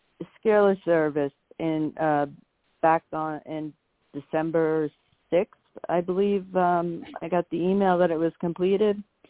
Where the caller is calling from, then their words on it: Long Island, New York, United States; Island, New York.